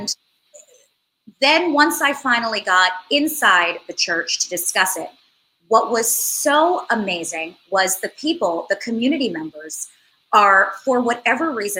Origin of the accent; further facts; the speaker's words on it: New York City, New York, United States; having grown up here, I went to NYU and then I transferred and I graduated from Parsons